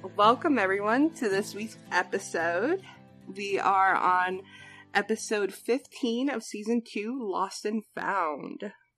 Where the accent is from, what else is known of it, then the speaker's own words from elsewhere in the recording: New Jersey, United States; I'm from New Jersey. Diners are always open.